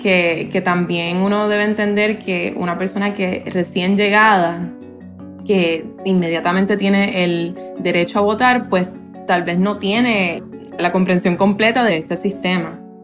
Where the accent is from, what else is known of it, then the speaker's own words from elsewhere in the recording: Puerto Rico; now in Florida, United States; ni siquiera votamos por presidente si vives en Puerto Rico